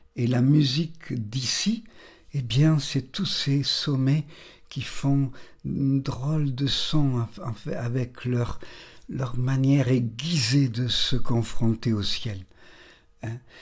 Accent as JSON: {"language": "French", "town": "Nice", "region": "Provence-Alpes-Côte d'Azur", "country": "France", "tie": "born or raised there", "said": "je suis né à Nice, la montagne n'est pas loin"}